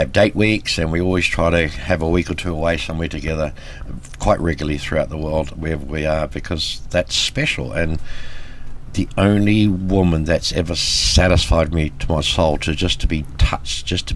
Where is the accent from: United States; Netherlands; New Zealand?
New Zealand; Born and bred in New Zealand by Swiss immigrant parents, brought up in rural dairy country in New Zealand